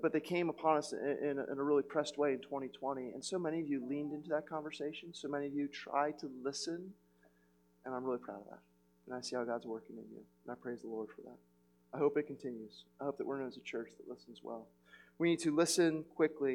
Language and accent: English; United States; I'm too American